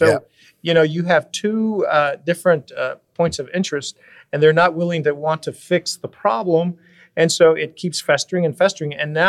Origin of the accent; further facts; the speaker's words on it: Texas, United States; also born or lived in Waco, Texas; I grew up, born in Waco, Texas, lived all over Texas. So I'm a Texan, yeah, Tex-Mex.